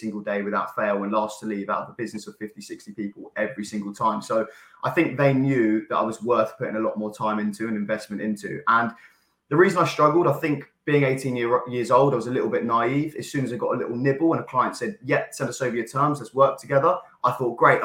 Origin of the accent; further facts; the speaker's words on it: Caterham, South East England, United Kingdom; I grew up in Surrey, Caterham area